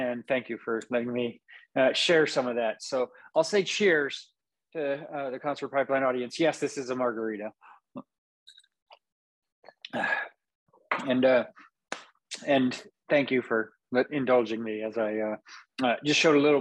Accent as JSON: {"language": "English", "town": "Napa", "region": "California", "country": "United States", "tie": "born or raised there", "moved": "as an adult", "lives_now": "Vacaville, United States", "said": "I grew up in Napa to a degree."}